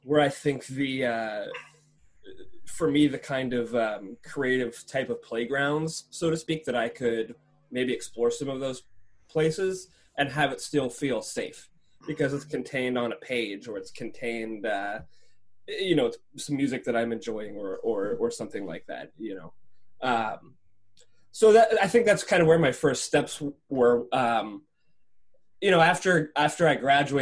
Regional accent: Monroeville, Pennsylvania, United States; I chose to stay in my hometown

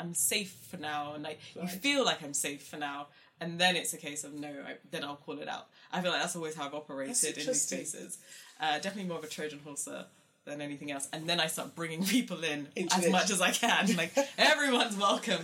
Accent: London, United Kingdom; accent: South London; also born or lived in Luton; I came from South London and Croydon.

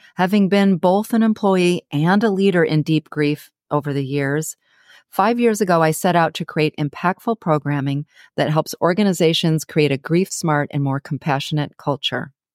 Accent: Ann Arbor, Michigan, United States; now in San Diego, United States; my hometown, Ann Arbor, Michigan

